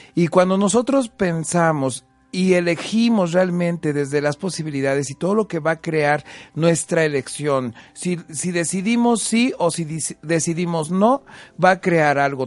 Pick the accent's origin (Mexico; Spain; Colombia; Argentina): Mexico; Huamantla, Tlaxcala; now in Puebla, Mexico; soy originario de Guamante, Tlaxcala, un pueblo mágico hermoso